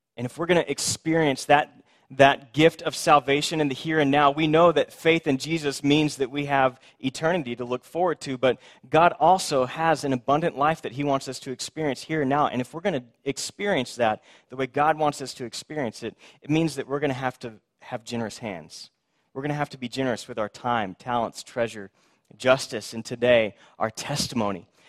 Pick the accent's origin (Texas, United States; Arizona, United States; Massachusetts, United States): Texas, United States; Houston; I grew up in Houston